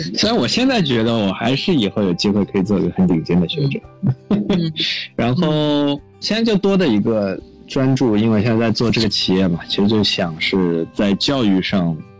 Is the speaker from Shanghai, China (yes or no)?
yes; Shanghai, China; moved away as an adult; also born or lived in Princeton, United States; 我是上海人，我在上海读公校长大，高中其实读的是复旦附中，呃，只不过在读复旦附中的时候，当时应该是在零七年左右